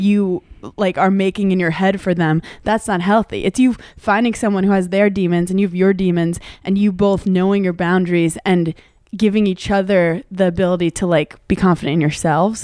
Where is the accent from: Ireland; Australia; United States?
United States; New York City, New York; I grew up in Brooklyn